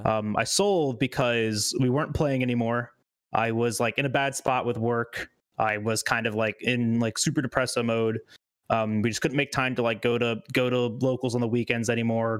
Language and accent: English; Loxahatchee, Florida, United States; I came from Loxahatchee, which is like where the Hicks live